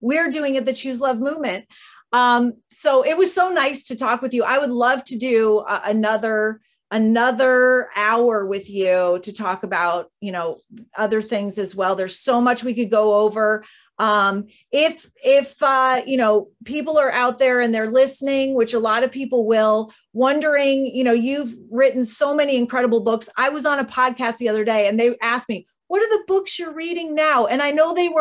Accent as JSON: {"language": "English", "region": "Arkansas", "country": "United States", "said": "you're from Arkansas and I am too"}